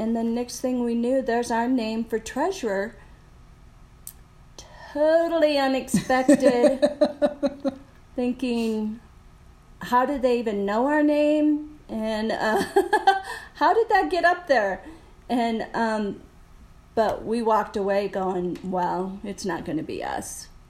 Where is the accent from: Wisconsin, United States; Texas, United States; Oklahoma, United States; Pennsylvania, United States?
Wisconsin, United States; I was born in Wisconsin, so cold weather. And then my mom and dad decided to have 17 children. And I'm number 16 out of those 17.